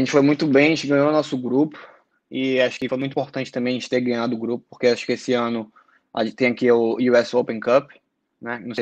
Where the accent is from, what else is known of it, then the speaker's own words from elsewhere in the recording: Salvador, Bahia, Brazil; sou de Salvador. Sempre morei lá a minha vida toda.